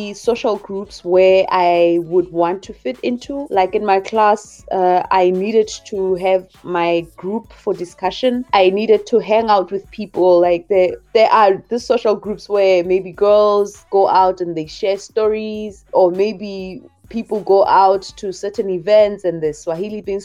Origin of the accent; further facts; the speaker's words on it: Lesotho; first language Sesotho; English is a second language; moved away as an adult; also born or lived in Tanzania; now in Edinburgh, United Kingdom; I am originally from Lesotho